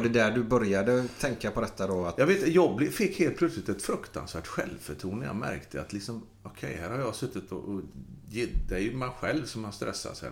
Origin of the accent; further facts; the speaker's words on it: Gothenburg, Västra Götaland, Sweden; vi bodde där på Fjäringsgatan. Hisingen